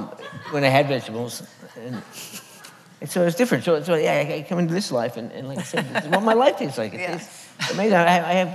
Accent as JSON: {"language": "English", "country": "Canada", "said": "I'm Canadian, so I say produce."}